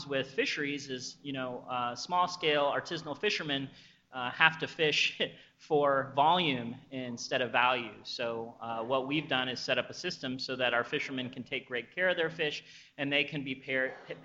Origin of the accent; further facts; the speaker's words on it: Midwest, United States; I'm a Midwest guy